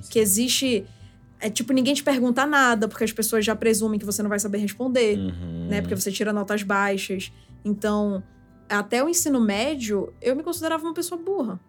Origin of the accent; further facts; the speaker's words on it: Manaus, Amazonas, Brazil; moved away as an adult; now in São Paulo, Brazil; nasci e cresci em Manaus. Até meus 24 anos eu morei lá